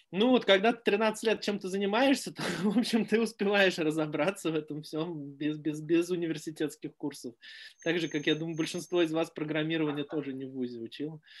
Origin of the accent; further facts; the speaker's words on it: Moscow, Russia; born there; я родился в Москве в 70-м на краю города.